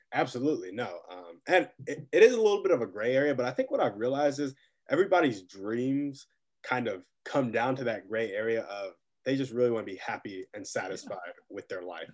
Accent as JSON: {"language": "English", "town": "Round Rock", "region": "Texas", "country": "United States", "tie": "born or raised there", "moved": "as an adult", "lives_now": "North Carolina, United States", "said": "I also grew up in Austin. Right now I'm in North Carolina"}